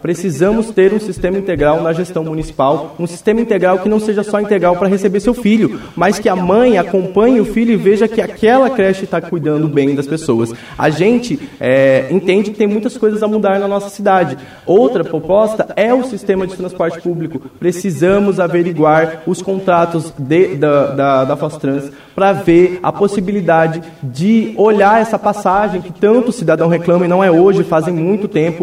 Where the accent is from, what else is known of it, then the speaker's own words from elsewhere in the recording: Vila A, Jardim Ipê, Paraná, Brazil; Eu venho da Vila A, né, especificadamente do Jardim IP também